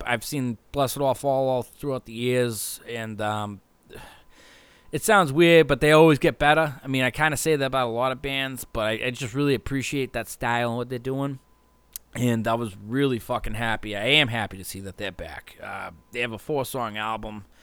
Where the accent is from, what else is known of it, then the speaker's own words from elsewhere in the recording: Hopkinton, Massachusetts, United States; a kid growing up in Woodville, Hopkinton, like I did